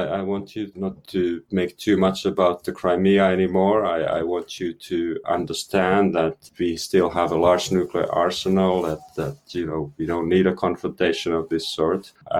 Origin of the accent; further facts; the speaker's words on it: Finland; moved away; I'm originally from Finland